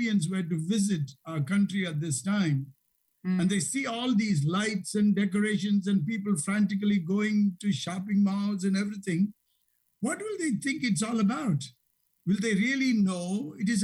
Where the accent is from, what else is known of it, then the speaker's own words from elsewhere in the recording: India; now in Chicago, United States; growing up in India